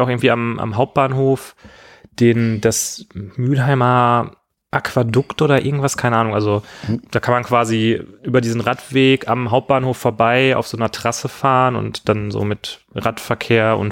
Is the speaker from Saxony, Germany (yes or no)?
no; near Gelsenkirchen, North Rhine-Westphalia, Germany; ich bin äh, in der Nähe von Gelsenkirchen aufgewachsen